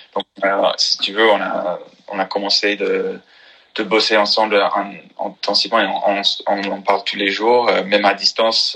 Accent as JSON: {"language": "French", "region": "North Carolina", "country": "United States", "second_language": "French", "moved": "as an adult", "lives_now": "Paris, France", "said": "je viens de Caroline de Nord"}